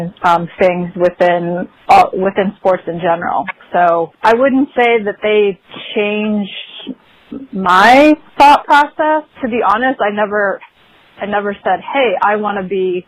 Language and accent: English; Flint, Michigan, United States; born or raised there; moved away as an adult; now in San Diego, United States